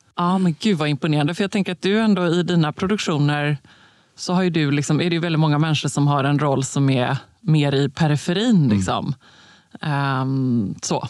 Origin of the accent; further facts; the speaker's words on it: Gothenburg, Västra Götaland, Sweden; som den göteborgare jag är